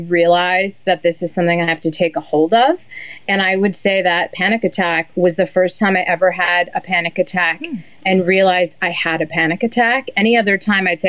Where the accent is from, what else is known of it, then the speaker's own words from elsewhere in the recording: New Hampshire, United States; I used to hang out in my hometown in New Hampshire with the 80-year-olds in the cafe